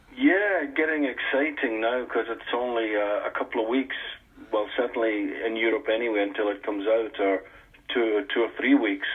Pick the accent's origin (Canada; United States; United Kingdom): United Kingdom; Scotland; I'm a Scotsman